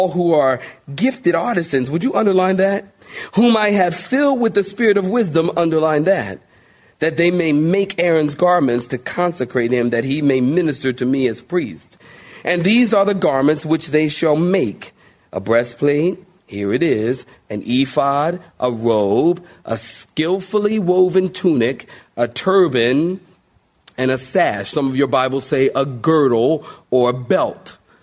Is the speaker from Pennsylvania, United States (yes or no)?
yes; Philadelphia, Pennsylvania, United States; moved away as an adult; now in Raleigh, United States; I'm from Philly